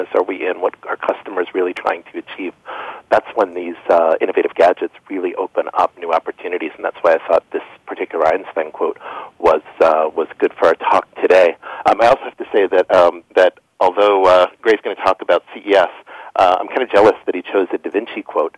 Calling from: Stamford, Connecticut, United States; I'm calling in from Stamford, Connecticut.

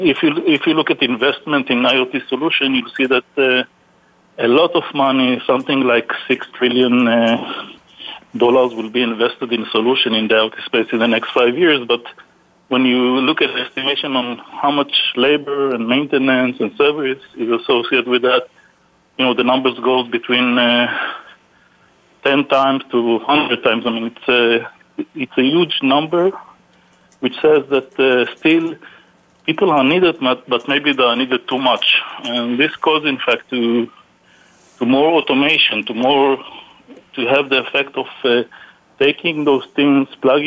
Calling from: Houston, Texas, United States; I am calling from Houston, Texas.

